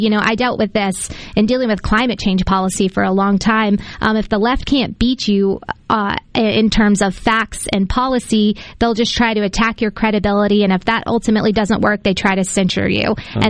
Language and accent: English; Decatur, Mississippi, United States; You think about places, I'm from Decatur, rural Mississippi.